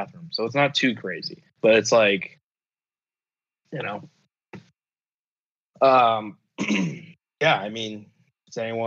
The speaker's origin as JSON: {"language": "English", "country": "United States", "said": "the US"}